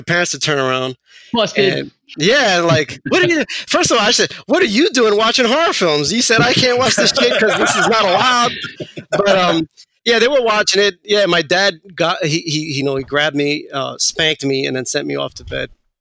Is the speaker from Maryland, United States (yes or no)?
no; New York City, New York, United States; I grew up in Queens, in Astoria specifically. And then we eventually moved over to Flushing.